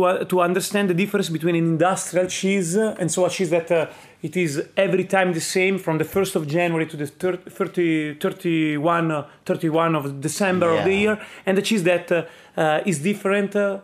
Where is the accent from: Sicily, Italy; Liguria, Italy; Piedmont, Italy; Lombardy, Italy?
Piedmont, Italy; I'm from Piedmont